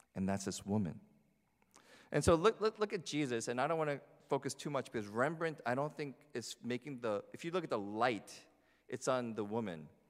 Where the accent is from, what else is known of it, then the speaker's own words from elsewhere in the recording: New Jersey, United States; growing up in New Jersey